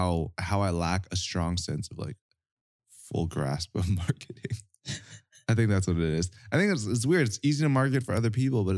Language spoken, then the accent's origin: English; Edmonton, Alberta, Canada; I'm not from Calgary. Wait, are you not? Edmonton.